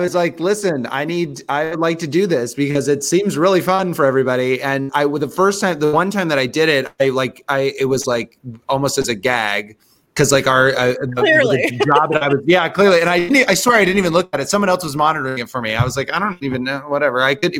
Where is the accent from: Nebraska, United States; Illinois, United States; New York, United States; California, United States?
Nebraska, United States; We're from Nebraska, so